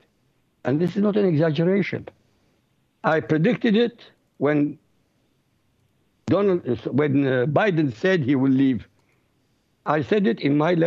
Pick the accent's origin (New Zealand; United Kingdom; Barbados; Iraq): Iraq; first language Arabic; English is a second language; moved away; I come from Iraq originally, so my language is Arabic